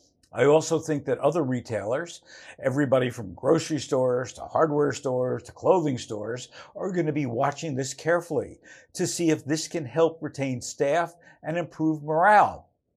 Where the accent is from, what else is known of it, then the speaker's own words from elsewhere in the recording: Newark, New Jersey, United States; Like when I was growing up, I grew up in Newark, New Jersey, and the kitchen for school lunch was enormous.